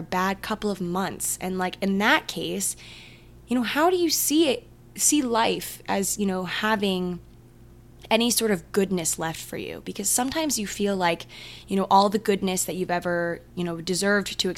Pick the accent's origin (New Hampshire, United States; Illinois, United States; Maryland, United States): Maryland, United States; I'm from Maryland